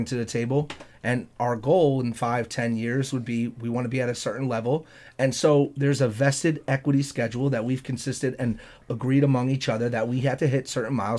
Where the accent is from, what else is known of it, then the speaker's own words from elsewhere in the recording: Freeport, New York, United States; we're from Freeport